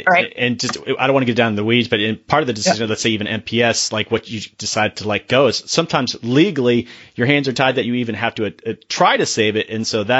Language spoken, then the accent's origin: English; Florida, United States; I'm from Florida